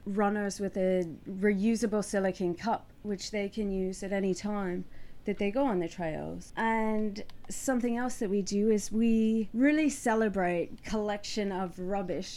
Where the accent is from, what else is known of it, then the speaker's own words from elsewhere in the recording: United States; now in Perth, Australia; I'm originally from the US and was in the military before